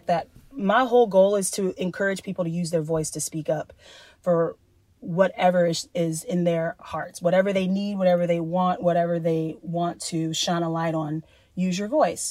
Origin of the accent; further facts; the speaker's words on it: Columbia, South Carolina, United States; moved away; also born or lived in Georgia; my hometown in Columbia, South Carolina.